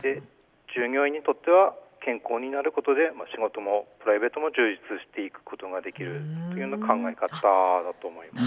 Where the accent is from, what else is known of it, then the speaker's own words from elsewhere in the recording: Goshogawara, Aomori, Japan; also born or lived in Hirosaki; 私は五所川原出身でして